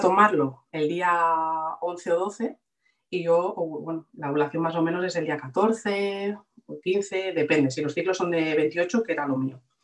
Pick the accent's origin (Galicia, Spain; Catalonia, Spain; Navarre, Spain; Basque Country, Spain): Catalonia, Spain; Barcelona; vivo en Barcelona, de toda la vida.